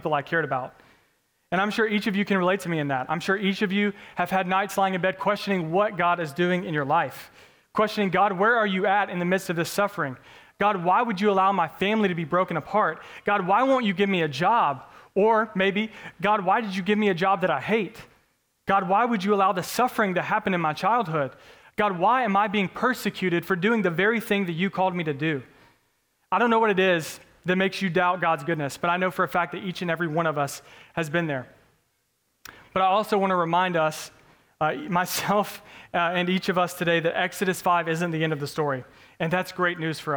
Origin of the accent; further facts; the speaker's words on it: United States; As American Christians